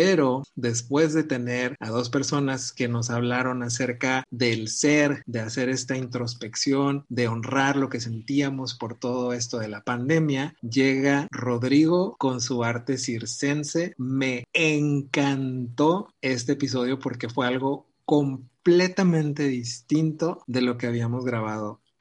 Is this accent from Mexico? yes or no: yes; Jalisco, Mexico; soy de Jalisco, mexicano, claro.